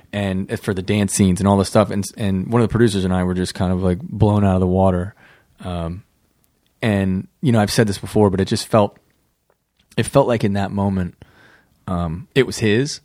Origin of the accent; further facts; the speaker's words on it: Midwest, United States; moved away as an adult; also born or lived in New York City; We're all from the Midwest